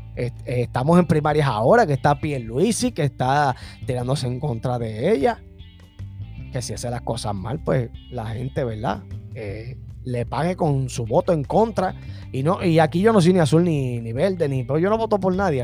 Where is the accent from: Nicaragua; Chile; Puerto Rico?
Puerto Rico